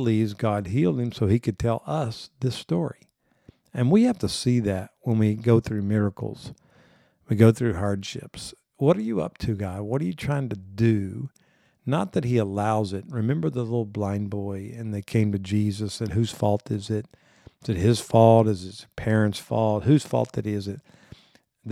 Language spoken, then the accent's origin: English; Corpus Christi, Texas, United States; I grew up in South Texas